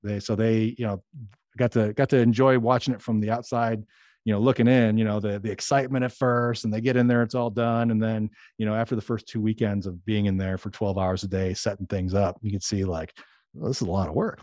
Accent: Chicago, Illinois, United States; moved away as an adult; now in Arkansas, United States; I grew up in Chicago

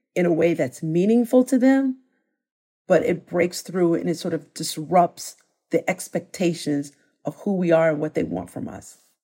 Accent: Chicago, Illinois, United States; moved away; I'm from Chicago originally

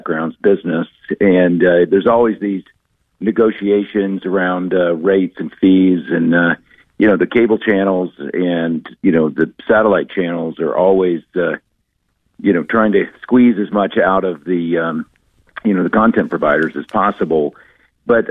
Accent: Dallas, Texas, United States; now in New York, United States; I grew up in Dallas, Texas

